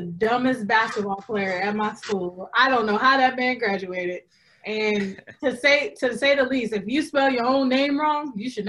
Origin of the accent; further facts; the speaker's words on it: California, United States; I'm from California.